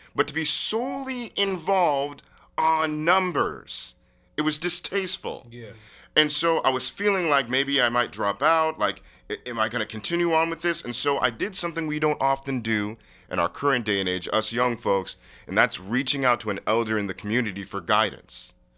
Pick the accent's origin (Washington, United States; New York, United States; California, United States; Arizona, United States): Washington, United States; University Place; I grew up in University Place, Washington.